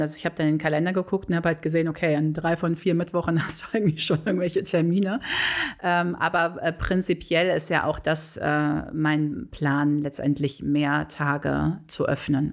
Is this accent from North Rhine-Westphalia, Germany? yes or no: yes; Bonn, North Rhine-Westphalia, Germany; also born or lived in Cologne; ich bin tatsächlich äh, gebürtige Bonnerin, aber nicht Bad Godesbergerin. Ähm, ich bin auf das Beethoven-Gymnasium zur Schule gegangen damals